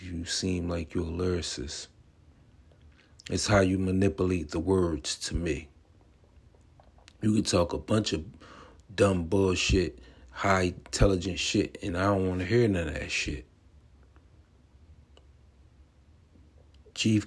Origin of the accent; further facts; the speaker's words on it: Atlantic City, New Jersey, United States; I'm from the East Coast. Be exact, Atlantic City, New Jersey.